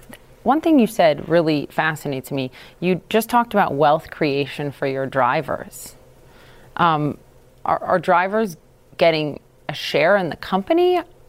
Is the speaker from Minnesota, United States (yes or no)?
yes; Minnesota, United States; How about now, in my home state of Minnesota?